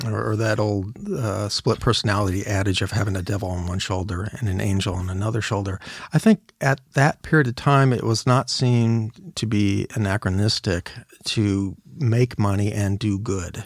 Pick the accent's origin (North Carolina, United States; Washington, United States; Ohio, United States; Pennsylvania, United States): Washington, United States; Seattle; I also consider my hometown, Seattle